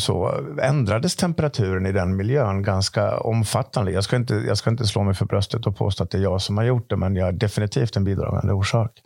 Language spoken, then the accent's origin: Swedish; Dalarna County, Sweden; born or raised there